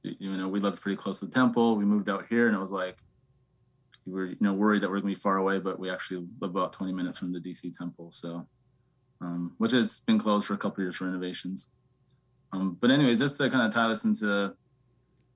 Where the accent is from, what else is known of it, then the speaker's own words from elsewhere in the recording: Lethbridge, Alberta, Canada; I grew up in Southern Alberta, Canada. Lethbridge is my hometown.